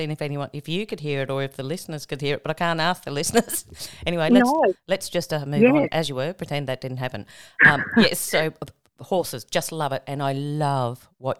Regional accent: Tamworth, New South Wales, Australia; now in Queensland, Australia; I grew up in Tamworth on a farm.

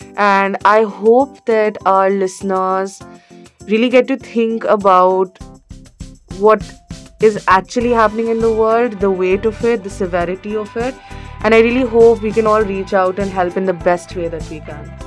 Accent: India; I am from India

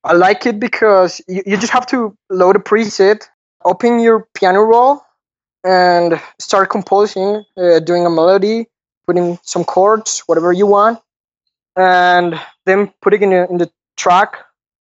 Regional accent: Colombia; I'm from Colombia, the South America country

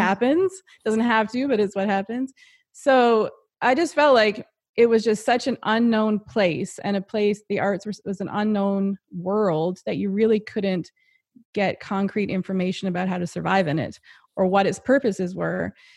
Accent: Happy Adventure, Newfoundland and Labrador, Canada; I'm from Newfoundland, and I grew up in a really small town

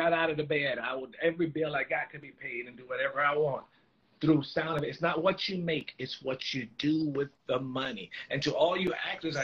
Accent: North Carolina, United States; also born or lived in New York; I think we've taken to North Carolina about 3 or 5

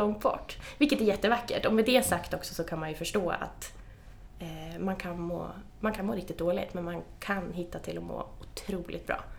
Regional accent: Östersund, Jämtland, Sweden; Östersund, där jag kommer ifrån

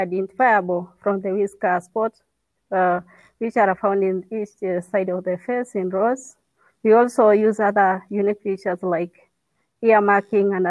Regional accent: Northern Rangelands, northern Kenya, Kenya; having born and raised in the Northern Rangelands

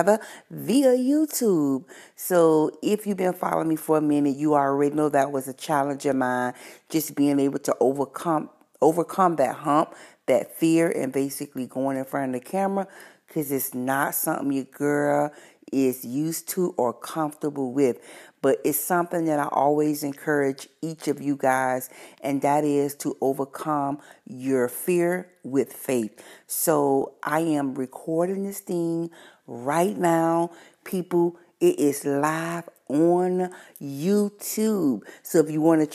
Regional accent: Miami, Florida, United States; I'm from Miami

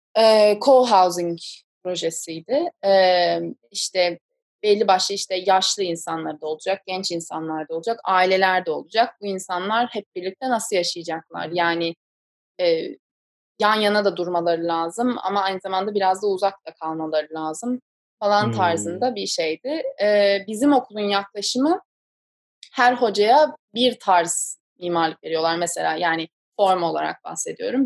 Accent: Istanbul, Turkey; moved away as an adult; also born or lived in San Diego, United States; now in New York, United States; ben doğma büyüme İstanbulluyum

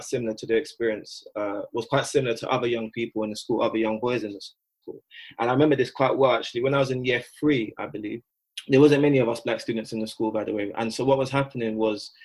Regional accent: London, United Kingdom; they made the decision to move me from South London, and I moved to East London. I went to a primary school in East London

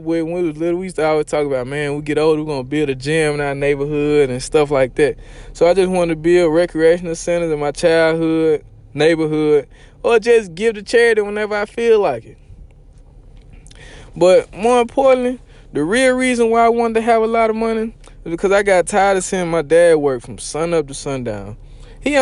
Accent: Mississippi, United States; I'm country. You could probably tell. I'm from Mississippi

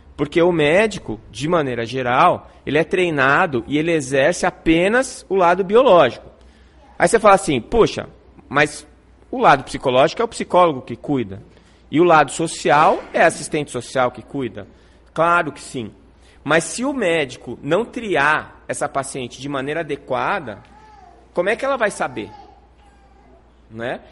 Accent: São Paulo, Brazil; also born or lived in Santos; now in Campo Grande, Brazil; Eu nasci em São Paulo, na cidade de São Paulo

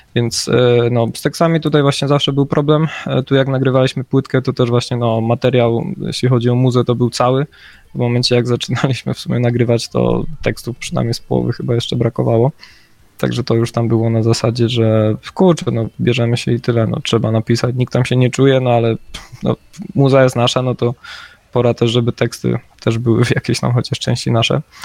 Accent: near Rzeszów, Subcarpathian Voivodeship, Poland; My jesteśmy z Podrzeszowa

